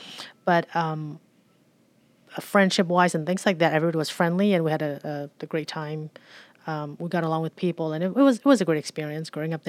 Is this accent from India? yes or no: no; Philippines; Growing up in the Philippines, I was 12 years old when we moved to the Philippines.